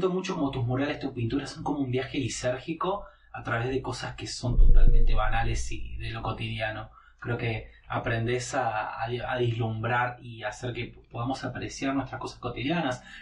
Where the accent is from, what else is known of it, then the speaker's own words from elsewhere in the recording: Buenos Aires, Argentina; accent: porteño; quizás soy un porteño que no es tan porteño, eh, más precisamente por el acento, pero también por cuestiones culturales y de costumbres.